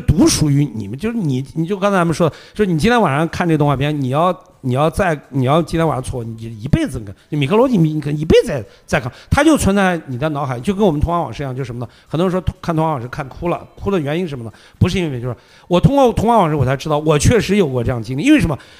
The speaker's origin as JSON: {"language": "Chinese", "town": "Xi'an", "region": "Shaanxi", "country": "China", "also_born_or_lived": "Shenzhen", "moved": "as an adult", "lives_now": "Beijing, China", "said": "你像我是西安的嘛，对吧？我当时离开西安去深圳去打工，后来又到北京来"}